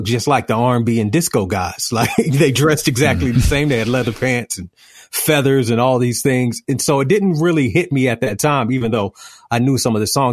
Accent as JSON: {"language": "English", "town": "Greenville", "region": "North Carolina", "country": "United States", "tie": "born or raised there", "also_born_or_lived": "Charlotte, North Carolina", "moved": "as an adult", "said": "I grew up in Greenville, North Carolina, which is a small town."}